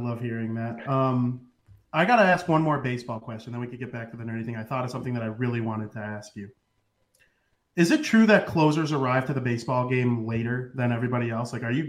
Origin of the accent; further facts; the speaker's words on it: Chicago, Illinois, United States; We're from Chicago